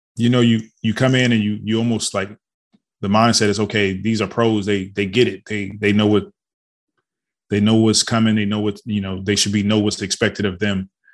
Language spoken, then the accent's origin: English; Detroit, Michigan, United States; I grew up in Detroit, Michigan.